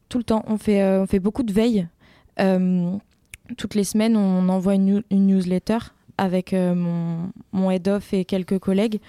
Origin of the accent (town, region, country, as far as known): Rambouillet, Île-de-France, France; born or raised there; also born or lived in Montpellier